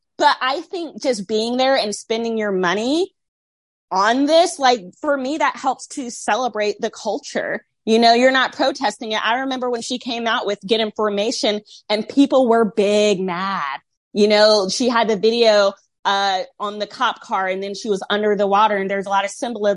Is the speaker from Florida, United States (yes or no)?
yes; Tampa, Florida, United States; also born or lived in the Bible Belt; I'm from Tampa at the Tampa show. It's kind of diverse in Florida